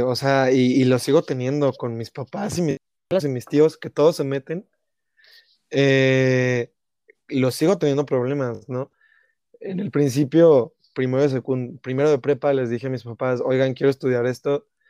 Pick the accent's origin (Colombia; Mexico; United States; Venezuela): Mexico; como mexicano